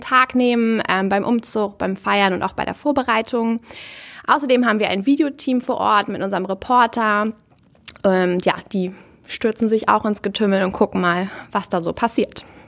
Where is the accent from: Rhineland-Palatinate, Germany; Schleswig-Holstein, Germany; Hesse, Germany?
Schleswig-Holstein, Germany; Marne; Ich bin in Mahne geboren und aufgewachsen